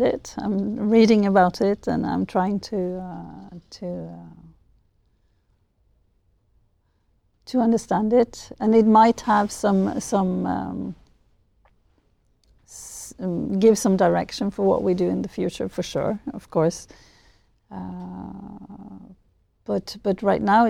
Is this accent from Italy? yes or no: no; Norway; I'm from Norway